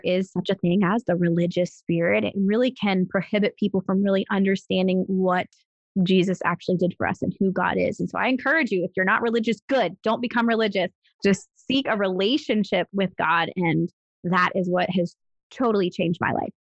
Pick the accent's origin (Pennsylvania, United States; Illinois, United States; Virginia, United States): Pennsylvania, United States; Pittsburgh; moved away as an adult; also born or lived in Arizona / Texas; I was born and raised in Pittsburgh, Pennsylvania, and I lived there up until I was 21.